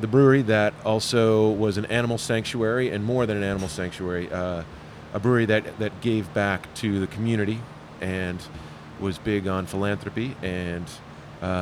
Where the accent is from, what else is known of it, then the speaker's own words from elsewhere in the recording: Massachusetts, United States; moved away as an adult; also born or lived in Vermont / New Hampshire / Boston / Chicago; now in Hendersonville, United States; I grew up north of Boston on the New Hampshire line